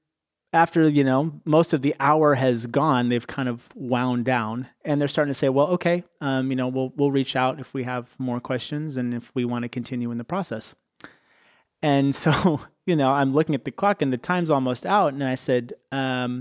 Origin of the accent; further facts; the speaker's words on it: East Bay, Bay Area, California, United States; I grew up here in the Bay Area, the East Bay specifically